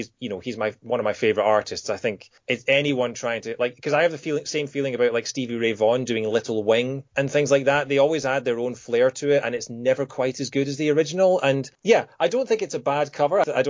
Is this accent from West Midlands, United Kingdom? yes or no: no; Scotland, United Kingdom; moved away as an adult; also born or lived in Kent; I just moved away from home. I moved from Scotland down to Kent, so I was 400 miles away from home.